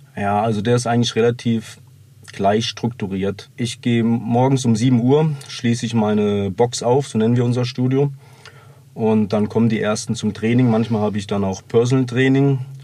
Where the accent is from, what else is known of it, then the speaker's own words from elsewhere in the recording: Bavaria, Germany; also born or lived in Meerbusch, North Rhine-Westphalia; mit zehn Jahren bin ich dann hier nach, sind wir nach Bayern gezogen